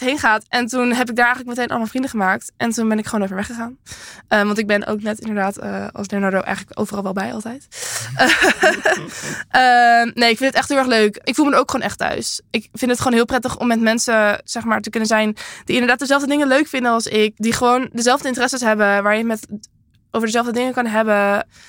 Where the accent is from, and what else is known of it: Castricum, North Holland, Netherlands; born or raised there; moved away